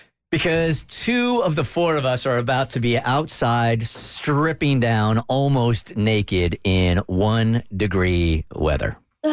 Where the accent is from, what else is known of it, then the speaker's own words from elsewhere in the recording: Southern California, United States; moved away; I grew up in Southern California.